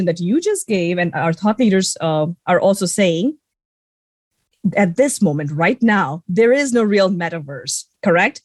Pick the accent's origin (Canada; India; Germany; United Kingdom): India; the fact that I grew up in India